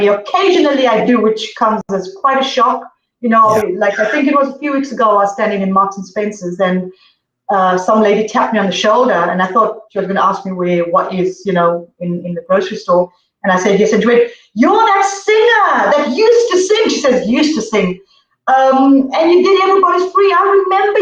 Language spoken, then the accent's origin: English; Zimbabwe; moved away; also born or lived in Zambia; I was born in Zambia and I grew up in Zimbabwe